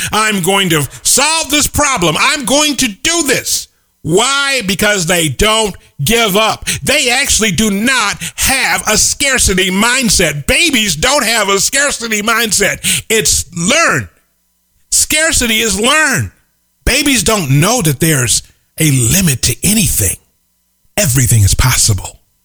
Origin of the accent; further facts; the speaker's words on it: Chicago, Illinois, United States; The little corner grocery store where I grew up in Chicago is now a dry cleaner's